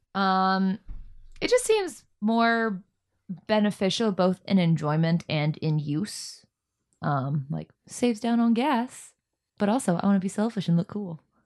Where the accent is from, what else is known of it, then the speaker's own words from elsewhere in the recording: Florida, United States; I'm from Florida.